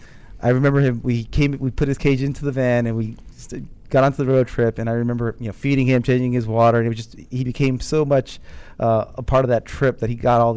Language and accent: English; Fort Belvoir, Virginia, United States; I was born in Fort Leonard Wood, Missouri, right outside of St. Louis. Mm-hmm. In 84, I ended up in Fort Belvoir, right in Alexandria area here in Virginia.